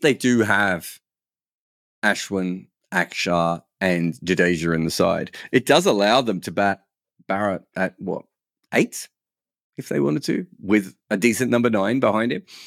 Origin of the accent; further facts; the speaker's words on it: Australia; now in United Kingdom; I'm Australian